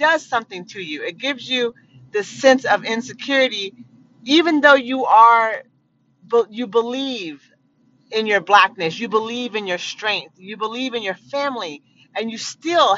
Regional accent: Eugene, Oregon, United States; I was born in Eugene, Oregon

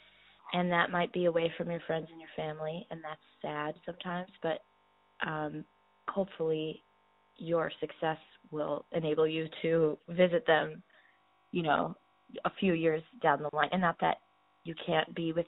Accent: Iowa, United States; I was from Iowa

